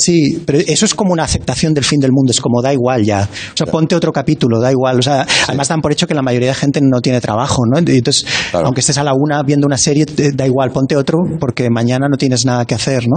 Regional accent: Barcelona, Catalonia, Spain; soy de Barcelona

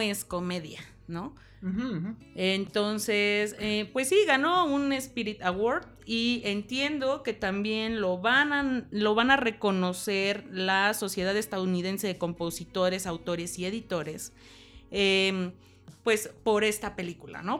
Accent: Acapulco, Guerrero, Mexico; soy de Acapulco

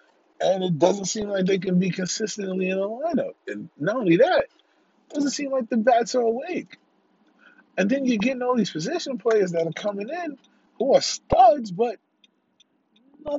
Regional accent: New York, United States; as a New Yorker

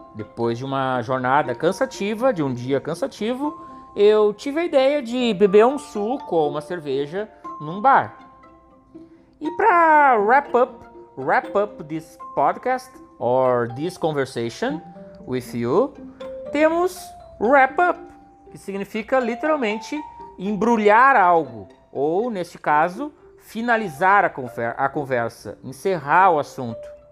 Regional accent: Gravataí, Rio Grande do Sul, Brazil; Eu nasci em Gravataí e cresci lá também

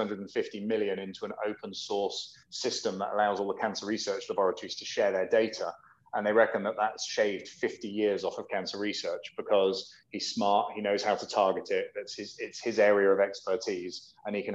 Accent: United Kingdom; I'm British, so we spell Harbour with a U in it

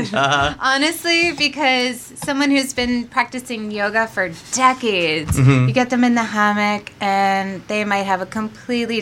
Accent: Monmouth County, New Jersey, United States; Growing up in Monmouth County, my parents were never the type to be like, hey, I'm going to put you on a train to go train in New York City

